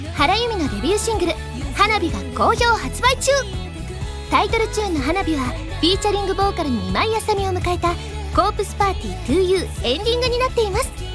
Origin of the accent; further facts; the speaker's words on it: Osaka, Japan; 割と大阪人